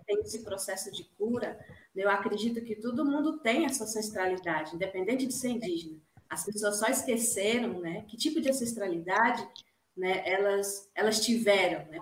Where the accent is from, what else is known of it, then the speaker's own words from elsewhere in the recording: Dourados, Mato Grosso do Sul, Brazil; moved away; no meu território, né, na minha aldeia, Jaguapiru, de Dourados